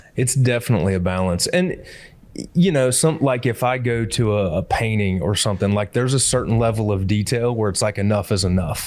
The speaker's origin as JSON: {"language": "English", "area": "Hancock County", "region": "Illinois", "country": "United States", "tie": "born or raised there", "also_born_or_lived": "Peoria, Illinois / Edgefield, South Carolina", "moved": "as an adult", "said": "I grew up in the Midwest. I actually grew up in uh, Hancock County, Illinois"}